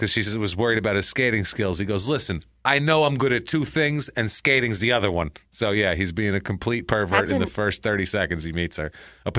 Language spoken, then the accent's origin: English; Mankato, Minnesota, United States; I grew up my entire life in Mankato, Minnesota, and I know these things.